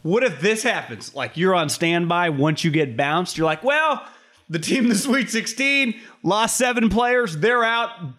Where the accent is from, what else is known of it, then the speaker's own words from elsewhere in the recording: California, United States; There, there is just something ingrained in us in California